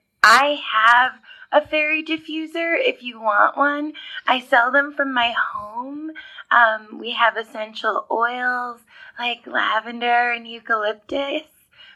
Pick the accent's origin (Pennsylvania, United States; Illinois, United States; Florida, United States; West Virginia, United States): Illinois, United States; Manhattan; I'm from Manhattan, Illinois.